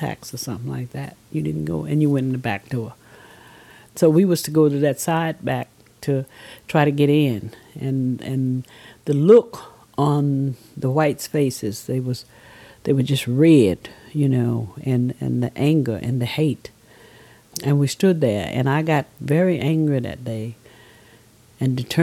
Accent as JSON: {"language": "English", "region": "Mississippi Delta", "country": "United States", "tie": "born or raised there", "said": "I was born in Mississippi Delta"}